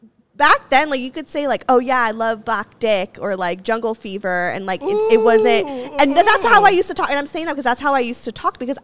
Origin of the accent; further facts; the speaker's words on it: Santa Clarita, California, United States; I grew up in Santa Clarita, which is, yeah, it's mixed. It's a melting pot. But predominantly, it is white as fuck. Yeah. It's very white culture.